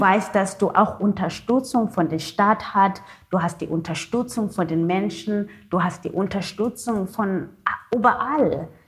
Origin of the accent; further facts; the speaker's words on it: Cape Town, Western Cape, South Africa; first language Xhosa; German is a second language; also born or lived in Germany; Meine Muttersprache ist Kosa mit dem Klick